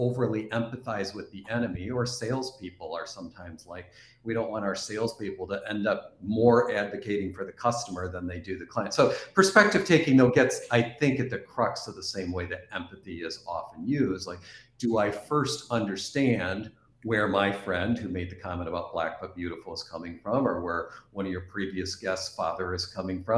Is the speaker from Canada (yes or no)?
yes; East Coast of Canada, Atlantic Canada, Canada; moved away; also born or lived in Midwest, United States; I'm originally from Canada on the East Coast